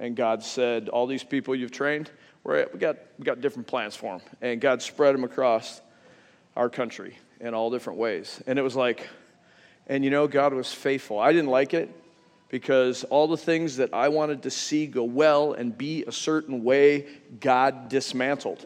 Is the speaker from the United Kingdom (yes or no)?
no; Western New York, United States; I grew up in Western New York.